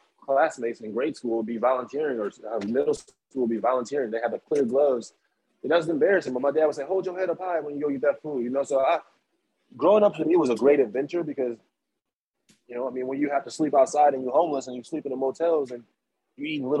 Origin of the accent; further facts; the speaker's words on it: Waukegan, Illinois, United States; moved away as an adult; now in Chicago, United States; I'm from Waukegan